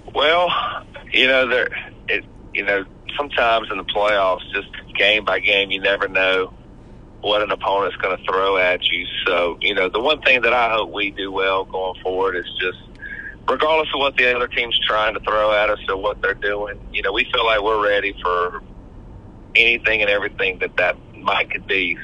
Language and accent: English; Brookhaven, Mississippi, United States; I grew up in Brookhaven, Mississippi